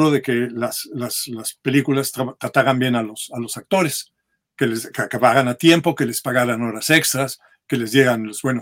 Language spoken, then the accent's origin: Spanish; Mexico City, Mexico; born or raised there; moved away as an adult; also born or lived in San Mateo, Spain / Fréjus, France / New York, United States; now in United States